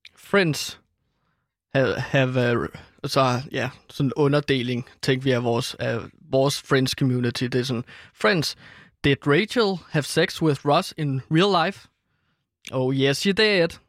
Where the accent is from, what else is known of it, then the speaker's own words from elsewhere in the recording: Herlev, Capital Region of Denmark, Denmark; i Herlev, hvor jeg er fra